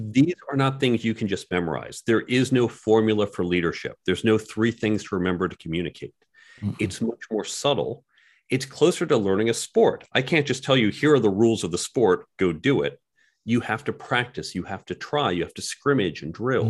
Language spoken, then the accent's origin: English; New York, United States; I'm a New Yorker